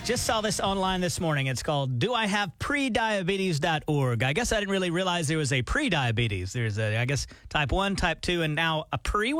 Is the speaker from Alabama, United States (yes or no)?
yes; Alabama, United States; When I was … growing up in Alabama